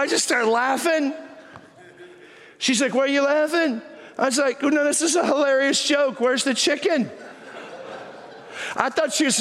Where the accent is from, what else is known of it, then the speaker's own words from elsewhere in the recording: Texas, United States; moved away as an adult; now in San Diego, United States; I'm from Texas